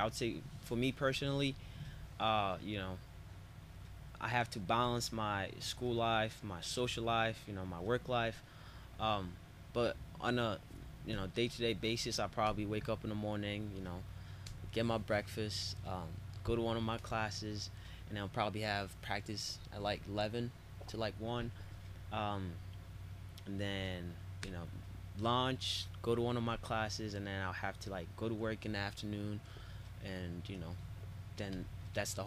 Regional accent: Burundi; moved away; I grew up in Burundi.

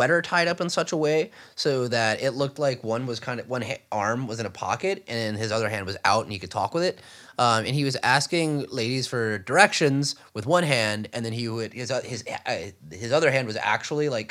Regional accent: Alexandria, Louisiana, United States; my hometown in Alexandria, Louisiana

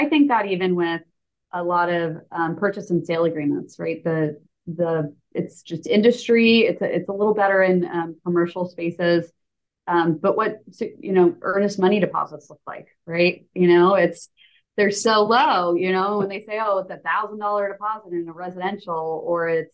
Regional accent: New York, United States; now in Jacksonville Beach, United States; I'm originally from New York

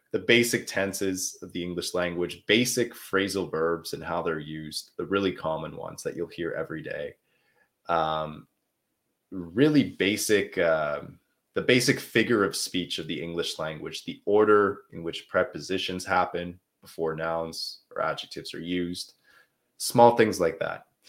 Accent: Canada; accent: Canadian; now in Quebec, Canada; I'm from uh, Canada. I'm from the country of Canada. I'm in uh, the French speaking region. It's called Quebec. So, yeah, that's that's where I'm from. If uh, so, my accent is a little bit more Canadian than it is American

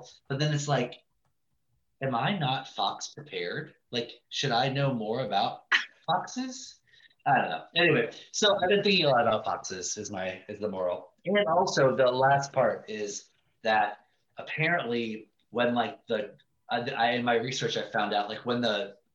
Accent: Ohio, United States; now in Montclair, United States; I grew up in Ohio

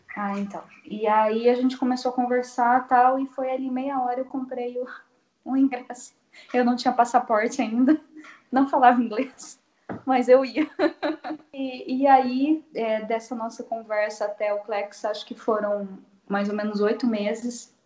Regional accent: Assis, São Paulo, Brazil; E sou de Assis, interior de São Paulo

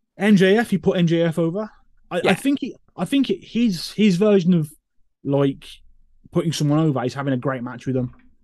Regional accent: Birmingham, West Midlands, United Kingdom; Birmingham, which is my hometown

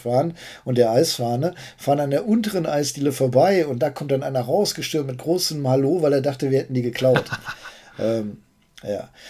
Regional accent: Bückeburg, Lower Saxony, Germany; ich bin in Bückeburg aufgewachsen, so eine typische Kleinstadt

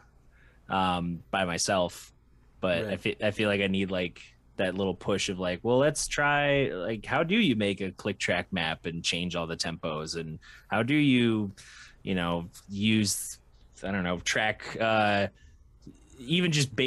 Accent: Michigan, United States; being in Michigan and growing up in Michigan

